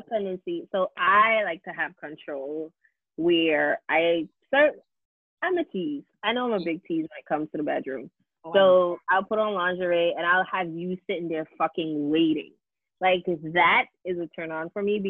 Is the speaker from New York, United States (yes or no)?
yes; New York City, New York, United States; as a New Yorker